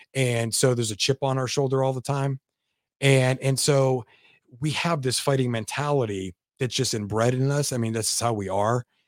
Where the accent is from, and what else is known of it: Youngstown, Ohio, United States; also born or lived in Lansing, Michigan